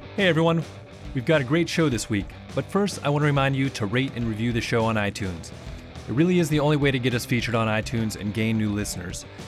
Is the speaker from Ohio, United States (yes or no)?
yes; Ohio, United States; I'm from Ohio